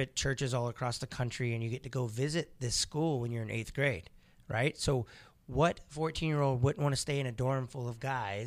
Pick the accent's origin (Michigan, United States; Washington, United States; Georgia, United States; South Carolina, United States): South Carolina, United States; now in Eau Claire, United States; I'm actually originally from South Carolina.